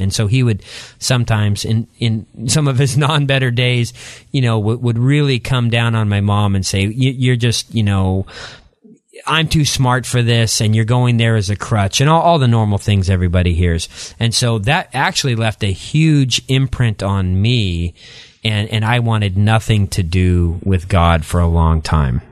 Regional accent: outside the Tri-Cities, Eastern Washington, United States; moved away as an adult; also born or lived in La Grande, Oregon; I grew up there, then moved across the state line to Eastern Washington and grew up in a small community, um, outside of the Tri-Cities in Eastern Washington

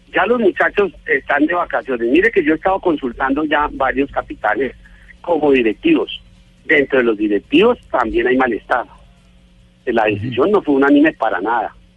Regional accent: Colombia; Yo como, colombiano

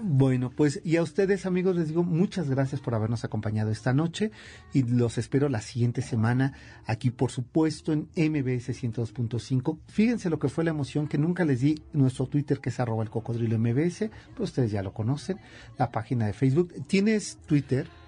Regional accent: Mexico City, Mexico; mi ciudad chilanga

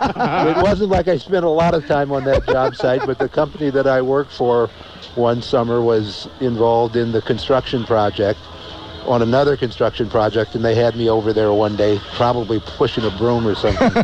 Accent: Canton, Ohio, United States; as a 8-year-old growing up in Canton, Ohio in the 1950s.

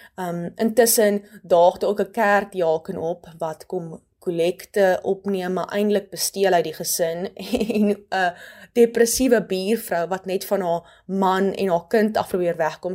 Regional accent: Hopefield, West Coast, Western Cape, South Africa; also born or lived in Stellenbosch; Ek kom van Hopeville Taal, 'n klein dorp in die Weskus.

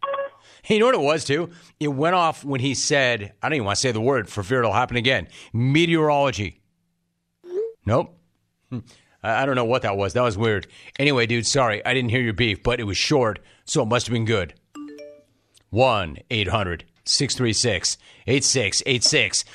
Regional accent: Southern California, United States; I grew up in Southern California.

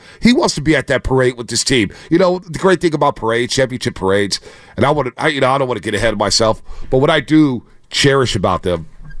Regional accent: San Francisco, California, United States; I'm from San Francisco, man.

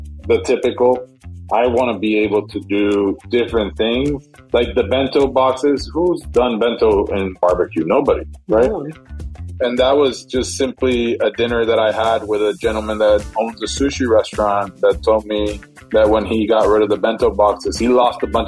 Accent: Puerto Rico; moved away; I'm originally from Puerto Rico

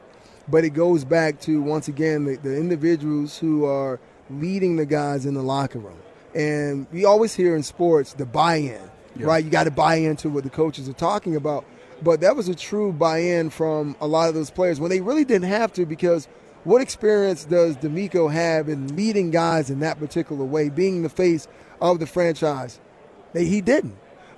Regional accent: Miami, Florida, United States; I grew up in Miami, Overtown, which is kind of a drug-related area.

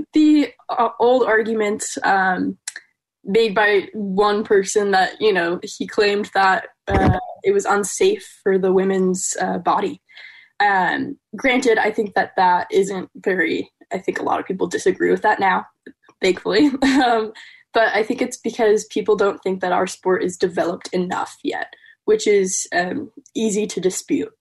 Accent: Madison, Wisconsin, United States; I'm from Madison, Wisconsin

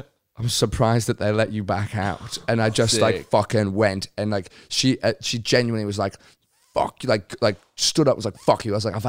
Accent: United Kingdom; moved away; because I'm British

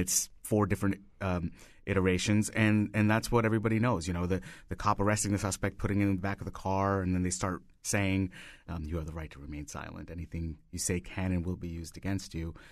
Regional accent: India; moved away as an adult; now in United States; I grew up in India and I moved here, uh, sixteen years ago.

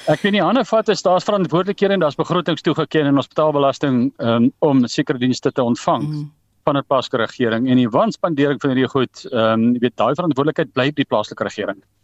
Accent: South Africa; moved away; my tuisdorp. Ek gaan nie die dorp se naam noem nie maar dis dis eh, dis nou in Frankfurt wat nou genoem is in die vorige onderhoud. Ek meen ek het daar groot geword skool gevang.

